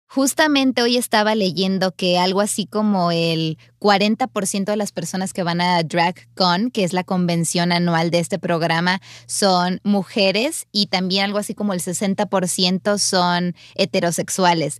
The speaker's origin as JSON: {"language": "Spanish", "region": "Sinaloa", "country": "Mexico", "tie": "born or raised there", "said": "yo soy oriunda de Sinaloa"}